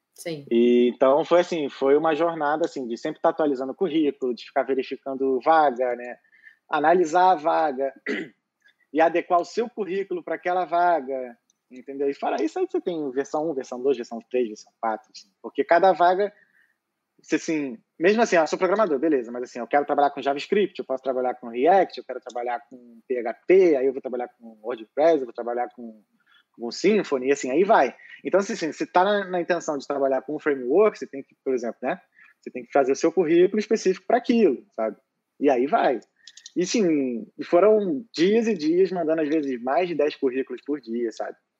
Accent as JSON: {"language": "Portuguese", "region": "Rio de Janeiro", "country": "Brazil", "moved": "as an adult", "lives_now": "Dublin, Ireland", "said": "eu sou carioca, tenho 32 anos"}